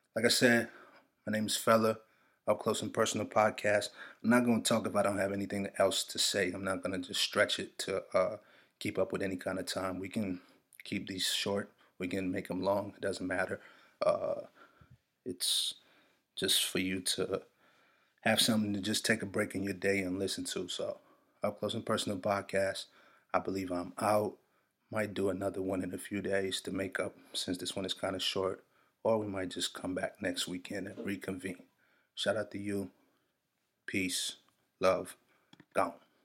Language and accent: English; Nigeria; I'm Nigerian